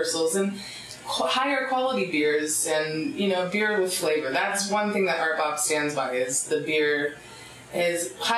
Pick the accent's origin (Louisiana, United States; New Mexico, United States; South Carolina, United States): South Carolina, United States; between Myrtle Beach and Charleston, coast of; moved away as an adult; also born or lived in High Point, North Carolina / Southern Oregon; now in Talent, United States; I moved shortly thereafter, around 2 years old, to the coast of South Carolina